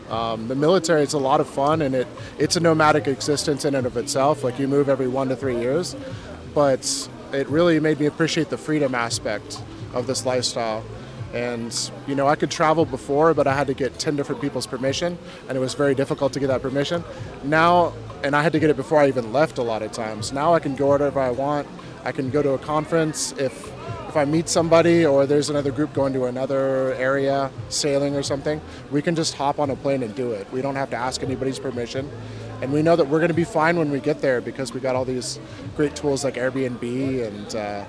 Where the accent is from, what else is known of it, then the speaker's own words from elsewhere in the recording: Alaska, United States; born there; also born or lived in Hawaii; I was born in Alaska, USA, and I lived in Hawaii before I went nomadic.